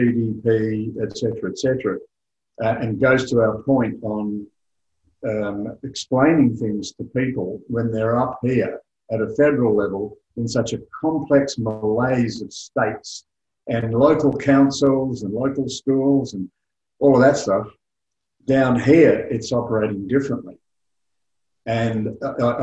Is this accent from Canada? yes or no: no; Australia; also born or lived in United Kingdom; having lived for 10 years in the United Kingdom, and obviously I'm Australian